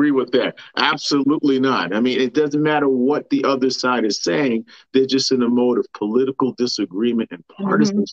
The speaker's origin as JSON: {"language": "English", "town": "New York City", "region": "New York", "country": "United States", "tie": "born or raised there", "also_born_or_lived": "Manhattan", "said": "I was born in Manhattan, but raised in Queens"}